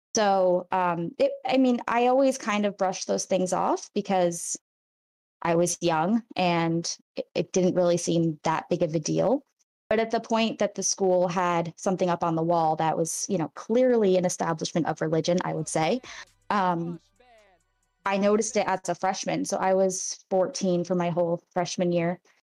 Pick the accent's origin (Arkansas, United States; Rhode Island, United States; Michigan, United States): Rhode Island, United States; I'm from Rhode Island, which people don't think of being a conservative place, but it's very Catholic